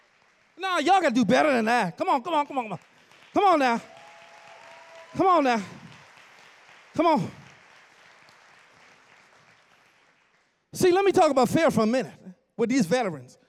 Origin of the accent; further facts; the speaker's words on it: Bahamas; now in Kingsland, United States; I grew up in the Bahamas all my life